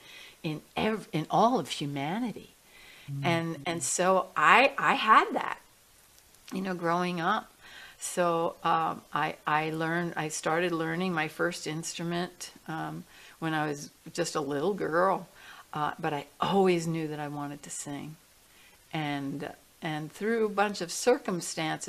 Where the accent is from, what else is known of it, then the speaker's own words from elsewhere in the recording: New York City, New York, United States; I grew up in New York City